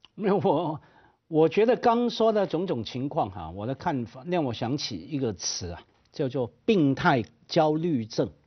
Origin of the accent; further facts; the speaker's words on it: Hong Kong; 我们香港话叫碌你人情卡了